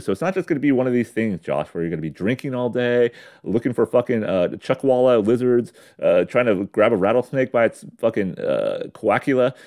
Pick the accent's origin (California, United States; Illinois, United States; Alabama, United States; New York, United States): California, United States; San Diego County; I grew up in San Diego County